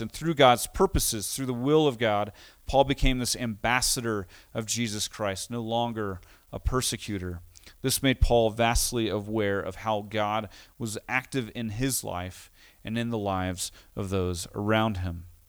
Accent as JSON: {"language": "English", "country": "United States", "tie": "born or raised there", "also_born_or_lived": "Costa Rica", "said": "having grown up as an American, moving to Costa Rica"}